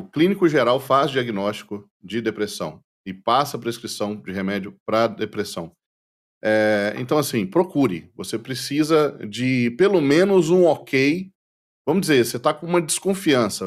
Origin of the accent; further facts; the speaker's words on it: Brazil; nós brasileiros